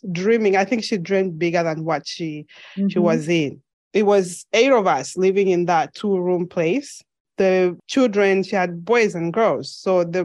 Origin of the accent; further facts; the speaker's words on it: Mongu, Western Province, Zambia; moved away as an adult; now in United States; I was born and raised in Zambia. I spent most of my childhood in the western side of Zambia, which is Western Province in Mongu